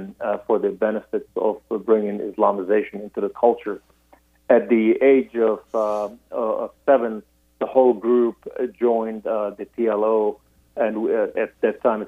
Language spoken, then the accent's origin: English; Beirut, Beirut Governorate, Lebanon; I was born in Beirut, Lebanon, to a Muslim Sunni family